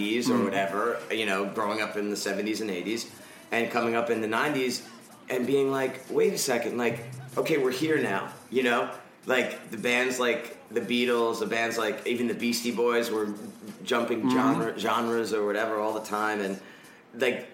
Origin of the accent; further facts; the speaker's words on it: Rockland County, New York, United States; I grew up in Rockland County, New York, which is like, I mean, it's essentially Jersey